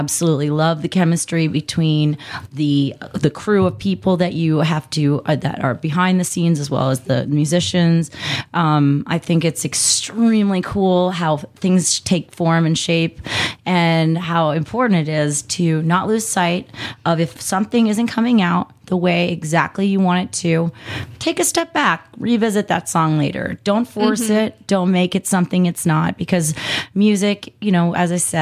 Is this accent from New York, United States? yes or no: yes; New York, United States; now in Arizona, United States; I'm a New Yorker at heart